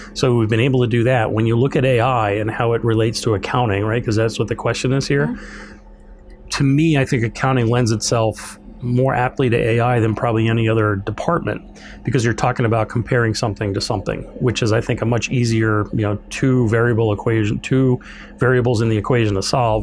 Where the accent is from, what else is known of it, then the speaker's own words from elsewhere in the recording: New York, United States; also born or lived in the South (school); now in Minnesota, United States; I'm from New York originally.